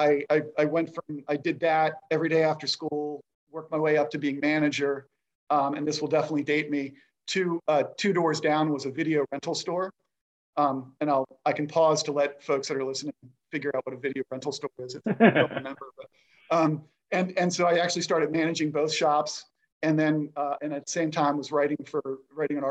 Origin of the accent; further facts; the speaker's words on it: Rockville, Maryland, United States; I grew up in the area. I'm a DC local, which is rare. I grew up in Rockville, Maryland